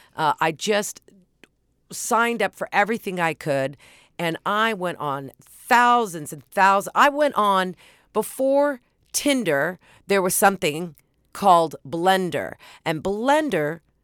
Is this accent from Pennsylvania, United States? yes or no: no; Oklahoma, United States; moved away; I grew up in Oklahoma